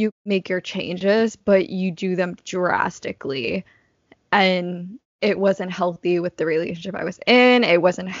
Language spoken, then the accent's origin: English; Boston, Massachusetts, United States; now in New York, United States; I'm from Boston